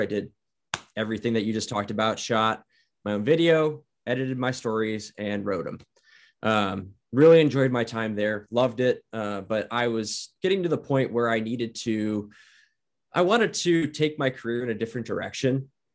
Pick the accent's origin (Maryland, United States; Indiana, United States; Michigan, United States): Indiana, United States; Northwest; moved away as an adult; now in Idaho, United States; I was from Northwest Indiana. And so the, where I grew up was about the size of Post Falls